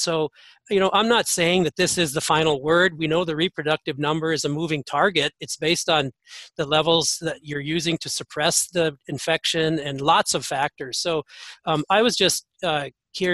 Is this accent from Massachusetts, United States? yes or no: no; North Dakota, United States; even my home state of North Dakota